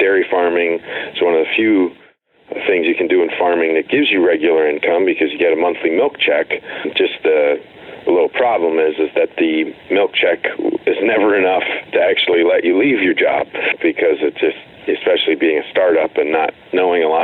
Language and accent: English; Western New Jersey, United States; I grew up in Western New Jersey on what was like a 100-acre non-working